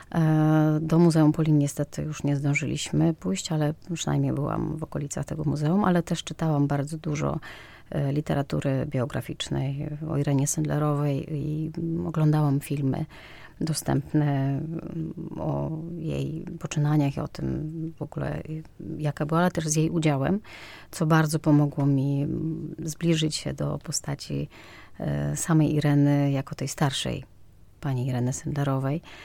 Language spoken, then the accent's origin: Polish; Mostyska, Lviv Oblast, Ukraine; Polish is a second language; moved away as an adult; also born or lived in Kraków; now in Poland; urodziłam się w Mościskach w Ukrainie, 15 km od granicy polsko-ukraińskiej